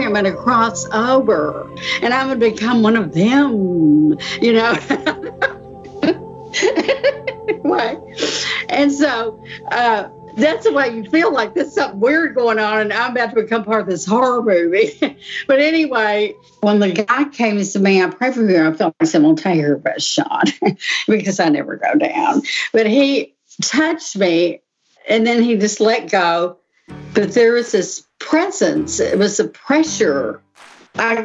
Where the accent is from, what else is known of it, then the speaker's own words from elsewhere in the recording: Texas, United States; moved away as an adult; now in Pittsburgh, United States; I'm originally from Texas, and I've lived here in Pittsburgh area for 43 years